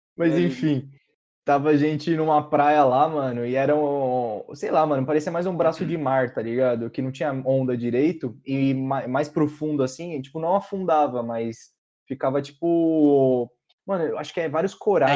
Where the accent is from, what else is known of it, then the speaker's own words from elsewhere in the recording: Brazil; eu nunca saí do Brasil